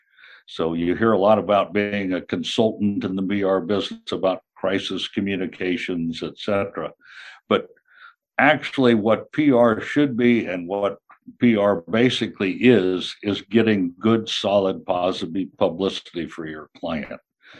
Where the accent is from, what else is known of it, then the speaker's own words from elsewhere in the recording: Kansas, United States; moved away as an adult; also born or lived in New York / Chicago / California; I'm originally from Kansas, where I am right now, but spent most of my career in New York, Chicago, and certainly on the West Coast in California